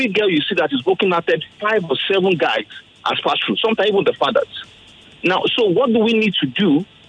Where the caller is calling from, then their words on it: Lagos, Nigeria; I'm calling from Lekki.